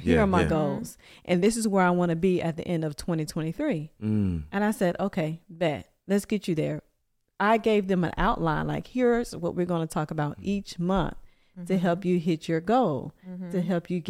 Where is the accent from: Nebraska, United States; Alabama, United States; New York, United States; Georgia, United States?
Alabama, United States; Huntsville; I'm from Huntsville, Alabama